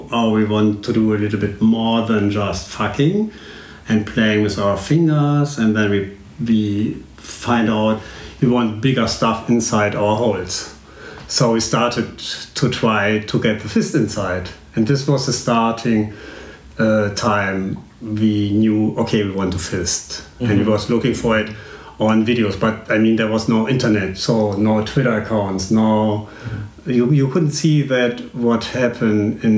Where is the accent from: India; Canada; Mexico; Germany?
Germany; Cologne, North Rhine-Westphalia; now in Berlin, Germany; I was born in Cologne years ago, so I'm 39. Already 49.